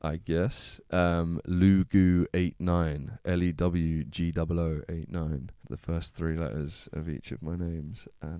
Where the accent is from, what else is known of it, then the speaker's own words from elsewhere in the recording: Plymouth, South West England, United Kingdom; Like I said, I'm from Plymouth, isn't it?